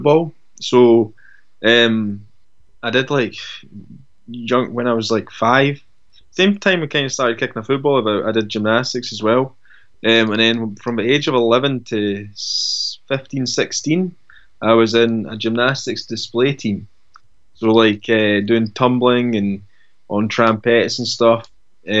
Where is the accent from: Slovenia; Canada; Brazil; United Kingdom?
United Kingdom; Dunfermline, Scotland; I grew up in Dunfermline